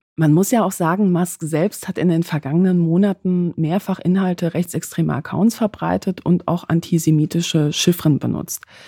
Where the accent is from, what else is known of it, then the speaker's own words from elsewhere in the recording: Poland; moved away; ich komme aus Polen